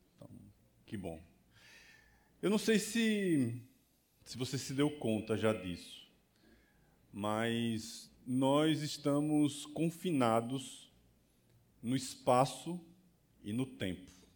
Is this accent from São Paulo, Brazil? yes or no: no; Barbacena, Minas Gerais, Brazil; moved away; quando eu era criança pequena lá em Barbacena. Na verdade, eu não nasci em Barbacena, mas sou do interior